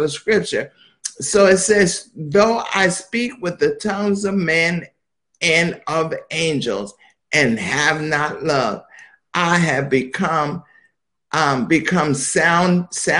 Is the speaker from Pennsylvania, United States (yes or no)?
yes; Philadelphia, Pennsylvania, United States; Now, I was born in Philadelphia